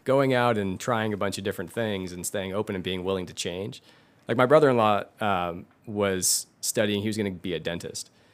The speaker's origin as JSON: {"language": "English", "town": "Livermore", "region": "California", "country": "United States", "tie": "born or raised there"}